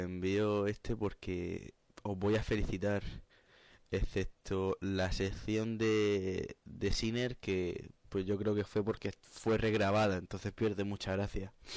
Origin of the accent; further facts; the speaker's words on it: Cartagena, Region of Murcia, Spain; Yo soy el cartagenero